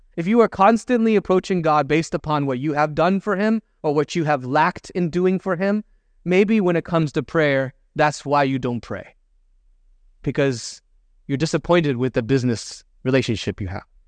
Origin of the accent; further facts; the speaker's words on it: Michigan, United States; moved away as an adult; also born or lived in Chicago; now in San Francisco, United States; I'm, I'm from Michigan. That's where I grew up.